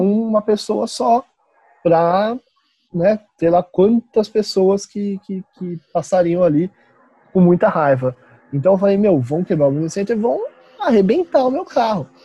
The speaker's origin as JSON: {"language": "Portuguese", "town": "Marília", "region": "São Paulo", "country": "Brazil", "tie": "born or raised there", "moved": "as an adult", "lives_now": "Santos, Brazil", "said": "Eu sou lá do interior de São Paulo, é, Marília, 500 quilômetros de Santos"}